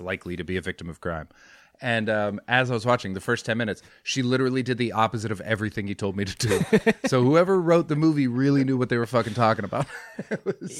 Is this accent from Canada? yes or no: yes; White Rock, British Columbia, Canada; moved away as an adult; also born or lived in London; I'm in White Rock actually, which is my hometown.